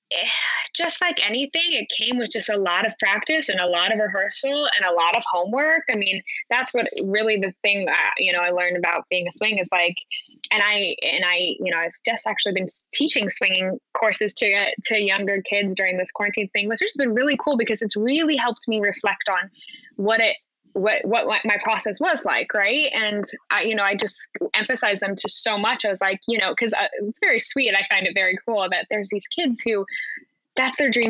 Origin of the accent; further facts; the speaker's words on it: Park City, Utah, United States; moved away as an adult; also born or lived in New York City; I'm from Utah, Park City, Utah. So grew up in the mountains.